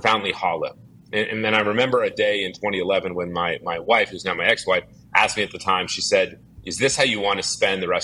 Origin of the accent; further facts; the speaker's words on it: Dallas, Texas, United States; I grew up in Dallas, Texas